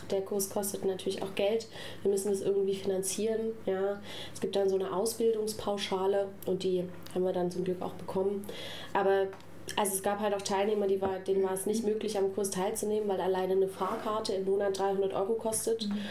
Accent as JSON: {"language": "German", "region": "Saxony", "country": "Germany", "moved": "yes", "lives_now": "Stuttgart, Germany", "said": "ich komme aus Sachsen"}